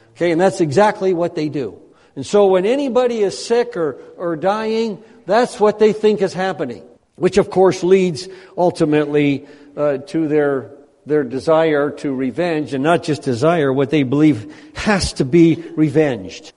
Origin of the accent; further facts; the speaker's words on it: United States; moved away; as an American